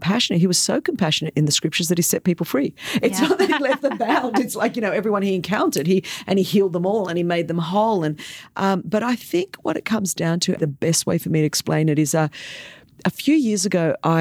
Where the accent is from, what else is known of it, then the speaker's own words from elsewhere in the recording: Australia; first language Greek; English is a second language; grew up second generation migrant Greek in a time when Australia was very divided over, you know, kind of immigrant issues and migrants coming in.